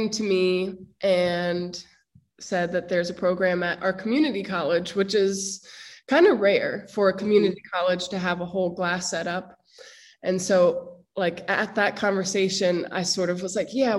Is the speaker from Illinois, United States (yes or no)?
no; Harrisburg, Pennsylvania, United States; I grew up in Harrisburg, Pennsylvania, which is the capital